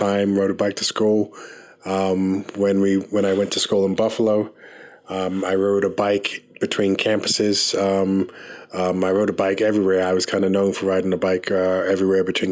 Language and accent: English; London, United Kingdom; now in Rocky Mount, United States; I was born in England, in London, England. My parents are from Barbados